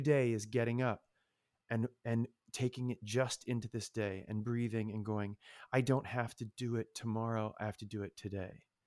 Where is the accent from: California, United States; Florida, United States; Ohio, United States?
Ohio, United States; moved away; also born or lived in Michigan; growing up in Ohio, you're a Buckeye